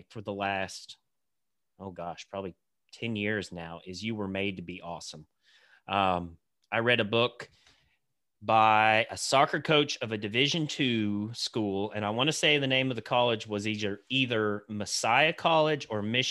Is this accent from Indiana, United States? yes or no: yes; Santa Claus, Indiana, United States; I grew up right outside of Santa Claus, Indiana, the mean streets of Santa Claus.